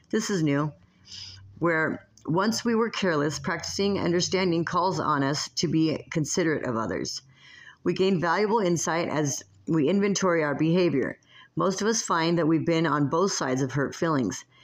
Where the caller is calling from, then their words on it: Las Vegas, Nevada, United States; I come to you from Las Vegas, Nevada